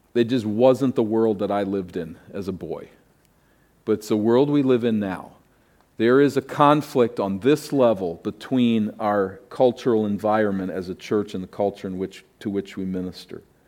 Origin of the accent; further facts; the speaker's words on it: East Coast, United States; moved away; I grew up in the East Coast, which was way ahead of here.